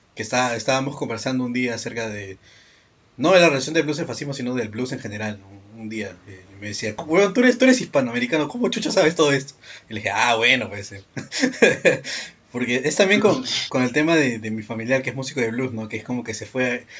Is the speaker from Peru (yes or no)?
yes; Peru; yo soy de Perú.